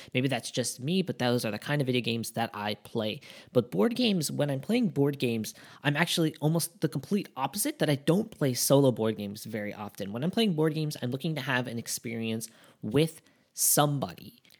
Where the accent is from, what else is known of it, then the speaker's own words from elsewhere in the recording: Japan; we're from Japan